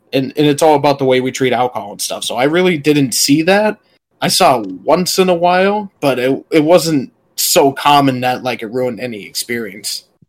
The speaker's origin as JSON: {"language": "English", "country": "United States", "said": "people knew I was American right away."}